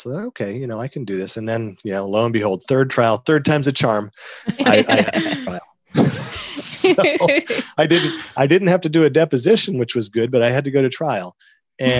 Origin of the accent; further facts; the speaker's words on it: Northeast, United States; moved away; originally I'm from the Northeast